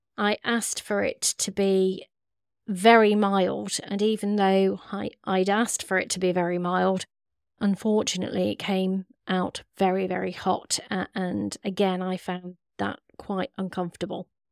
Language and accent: English; West Midlands, United Kingdom; we're from the Midlands and from the Curry capital